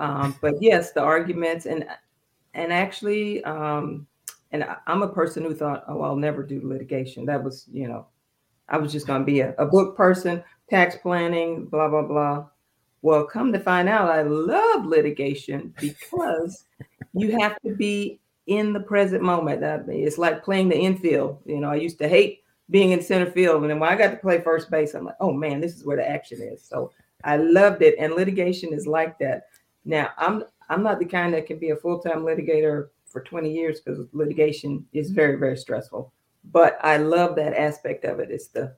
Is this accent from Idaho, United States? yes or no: no; Fayetteville, North Carolina, United States; also born or lived in Georgia, United States; I was born here in Georgia at Fort Benning, Army brat. So my father got orders to Fort Bragg. I did most of my growing up in North Carolina, Fayetteville and Fort Bragg.